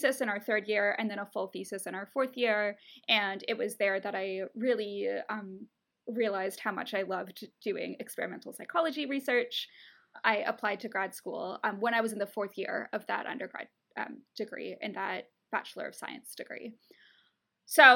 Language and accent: English; Ontario, Canada; moved away as an adult; now in United States; I'm from Canada. In Canada, or at least in Ontario where I'm from